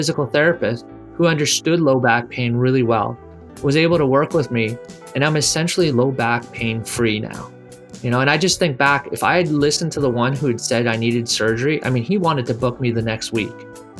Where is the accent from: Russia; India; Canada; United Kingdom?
Canada; moved away as an adult; also born or lived in Miami, United States; now in United States; I grew up in Canada. I came to the United States